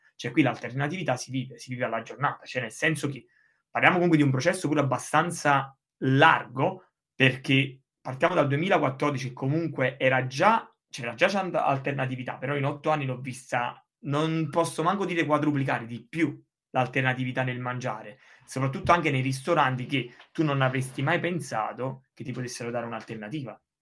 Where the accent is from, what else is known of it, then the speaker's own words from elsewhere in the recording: Sessa Aurunca, Campania, Italy; moved away as an adult; now in England; io sono appunto di Sessa Olunca, una cittadina della provincia di Caserta